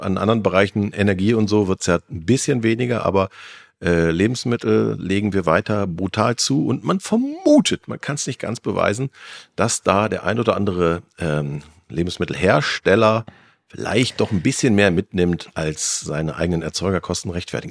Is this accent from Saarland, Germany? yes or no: no; North Rhine-Westphalia, Germany; ich bin in NRW aufgewachsen